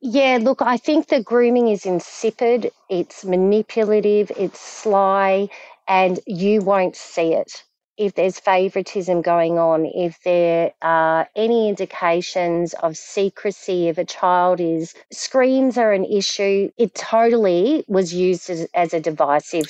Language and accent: English; Frankston, Victoria, Australia; moved away as an adult; also born or lived in Melbourne / Queensland; now in Perth, Australia; I grew up in Frankston